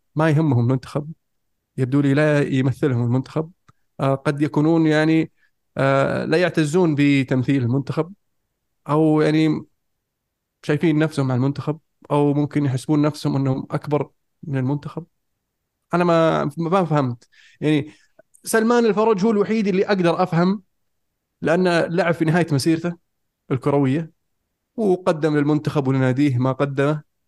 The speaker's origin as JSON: {"language": "Arabic", "country": "Saudi Arabia", "said": "عندنا في السعوديه"}